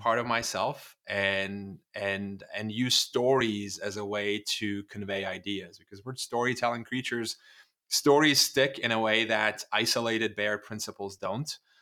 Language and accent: English; Turkey; moved away; growing up in Turkey